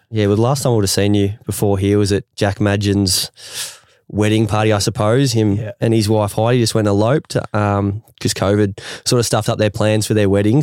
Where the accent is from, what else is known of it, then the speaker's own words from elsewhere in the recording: Ferntree Gully, Victoria, Australia; I grew up in Ferntree Gully. It's 45 minutes out of the city